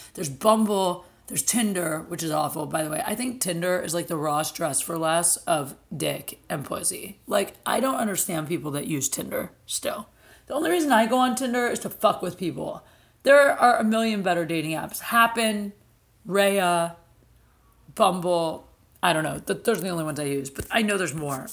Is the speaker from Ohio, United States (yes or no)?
yes; Canton, Ohio, United States; doing a show at my hometown, Canton, Ohio